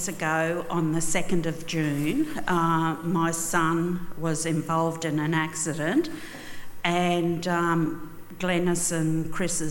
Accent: Mount Isa, Queensland, Australia; I grew up in Mount Isa

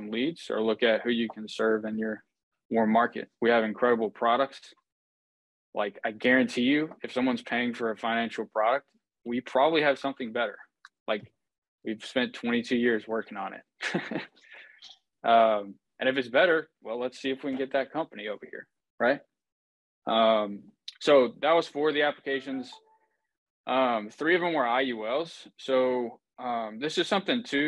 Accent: Houston, Texas, United States; I am from Houston, Texas

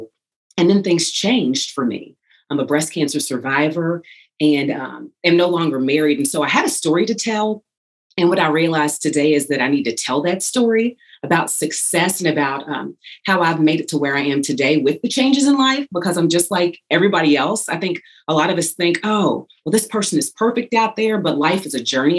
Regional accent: Louisville, Kentucky, United States; I was blessed and fortunate to work in my hometown here in Louisville, Kentucky

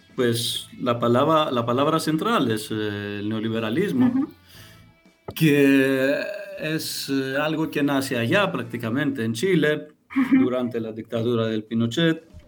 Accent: Greece; Spanish is a second language

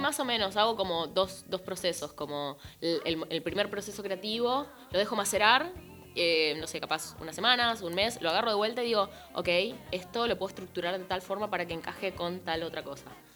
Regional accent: Concepción del Uruguay, Entre Ríos, Argentina; Yo soy de Concepción del Uruguay

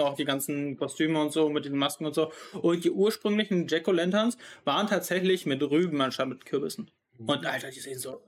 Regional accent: North Rhine-Westphalia, Germany; da wo ich herkomme aus ähm, Deutschland, NRW

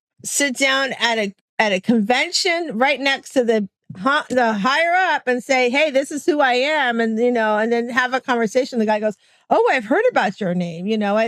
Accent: Florida, United States; I always tell everybody I'm from Florida. I'm in that wicked stepchild state where we did everything not supposed to do in COVID.

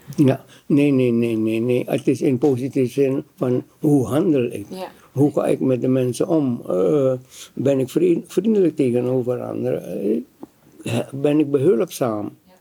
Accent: Suriname; now in Netherlands; Ik kom uit Suriname

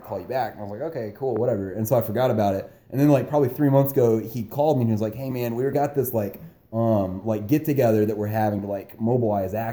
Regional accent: Lubbock, Texas, United States; I'm from Lubbock

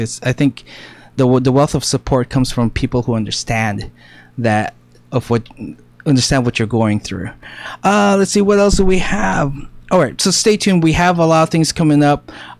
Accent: San Diego, California, United States; here from all the way from San Diego, California, because we're from California.

